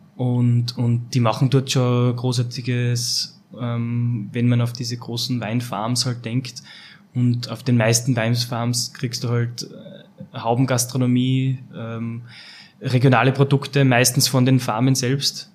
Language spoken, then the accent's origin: German; Langenlois, Lower Austria, Austria; also born or lived in South Africa; aufgewachsen auf einem kleinen Weingut in Mittelberg bei Langenlois.